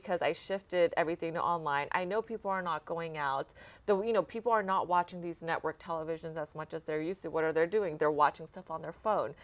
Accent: Dallas, Texas, United States; also born or lived in Austin, United States; now in Houston, United States; I grew up in Dallas

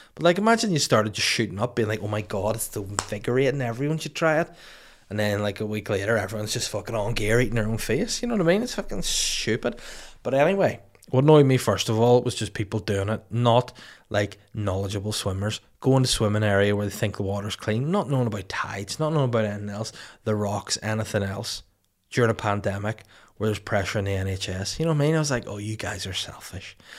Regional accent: Holywood, Northern Ireland, United Kingdom; also born or lived in Bangor, Northern Ireland; brewed and canned in Hollywood County Down, my hometown, my original hometown before Bangor

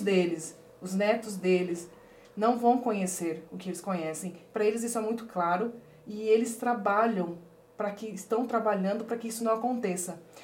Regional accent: Pedro Juan Caballero, Amambay, Paraguay; moved away; also born or lived in Porto Murtinho, Mato Grosso do Sul, Brazil / Ponta Porã, Mato Grosso do Sul, Brazil; eu nasci em Porto Murtinho, que é uma regi região também de fronteira Mato, com Mato Grosso do Sul e Paraguai. E aí eu fui criada em Pedro Juan, que faz fronteira com Ponta Porã.

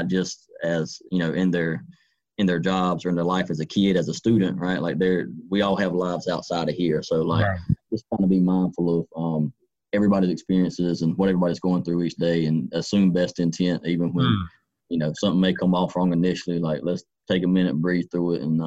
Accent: Duplin County, Eastern North Carolina, United States; also born or lived in Wilmington, North Carolina / Pender County, North Carolina / Greenville, North Carolina / Edgecombe County, North Carolina; I've always kind of grown up in Eastern North Carolina. I grew up in Duplin County.

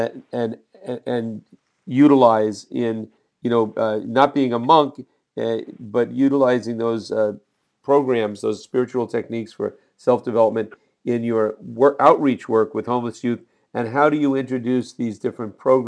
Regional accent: Jersey City, New Jersey, United States; I'm from Jersey City

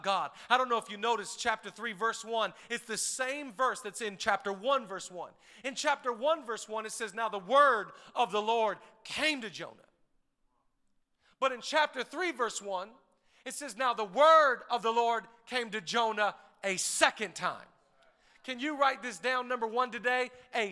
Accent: Seattle, Washington, United States; We're from Washington. We're from Seattle area

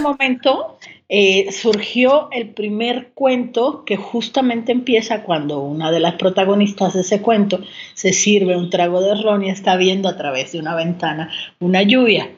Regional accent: Santiago de Cuba, Cuba; moved away as an adult; now in Mexico City, Mexico; Pues yo nací en Santiago de Cuba, que es una ciudad al oriente de, la isla de Cuba

